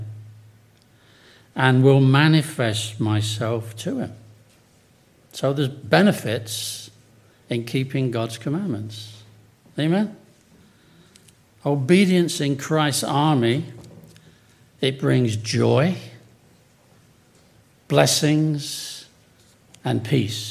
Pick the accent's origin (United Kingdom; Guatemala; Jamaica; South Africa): United Kingdom; England; moved away; also born or lived in Chicopee, Massachusetts; I was from England